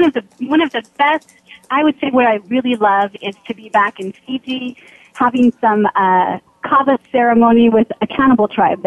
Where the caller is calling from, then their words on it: California, United States; I am calling from my home office in not-so-sunny California.